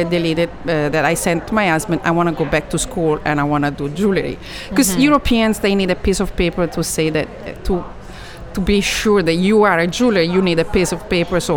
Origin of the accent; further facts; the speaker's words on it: Italy; moved away as an adult; also born or lived in Switzerland / California; now in United States; I grew up in Italy